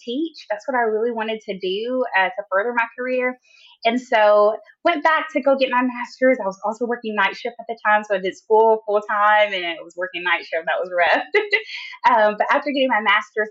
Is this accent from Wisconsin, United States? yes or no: no; Jackson, Tennessee, United States; I was born in Tennessee, Jackson, Tennessee, which is like a small town